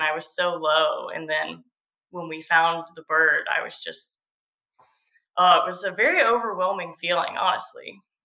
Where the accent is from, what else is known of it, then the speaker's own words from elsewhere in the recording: Georgia coast, United States; I grew up on the Georgia